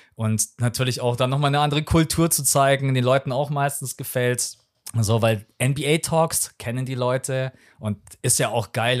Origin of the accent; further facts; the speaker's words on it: Munich, Bavaria, Germany; Ich bin gebürtiger Münchner, bin hier aufgewachsen